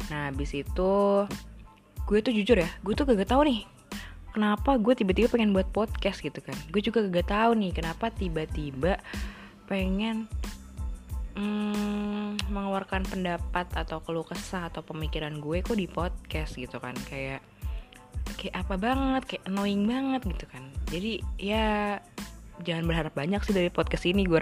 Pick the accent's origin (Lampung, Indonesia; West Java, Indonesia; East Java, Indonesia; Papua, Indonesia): West Java, Indonesia; Depok; now in Yogyakarta, Indonesia; gue aslinya anak uh, Jabodetabek, cuy. Gue anak Depok banget, say.